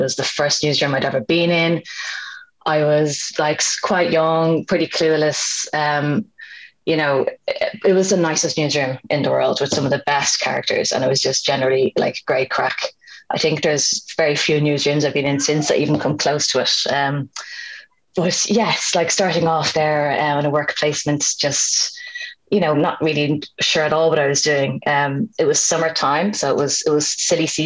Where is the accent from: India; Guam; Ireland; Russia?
Ireland; Dublin, Leinster; I grew up in Finglas in Dublin, and it was a house full of books.